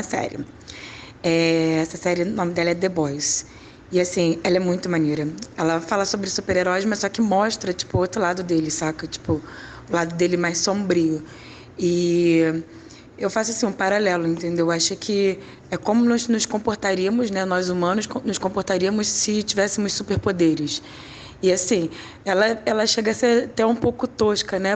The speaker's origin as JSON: {"language": "Portuguese", "region": "Rio de Janeiro", "country": "Brazil", "said": "eu sou do Rio"}